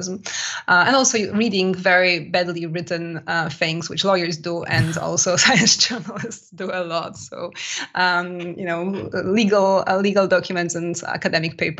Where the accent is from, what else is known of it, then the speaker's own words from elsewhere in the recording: Poland; now in France; Poland as well, which is my home country, by the way, if anybody wonders about my accent